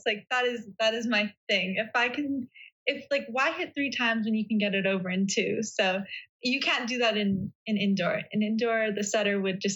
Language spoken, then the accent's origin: English; Vancouver, British Columbia, Canada; I'm from Vancouver